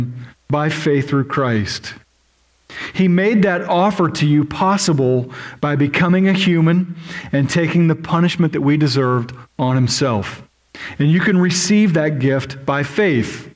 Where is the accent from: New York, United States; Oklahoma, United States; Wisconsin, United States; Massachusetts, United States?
Oklahoma, United States; I'm from Oklahoma, which is just as disgusting visually as Kansas.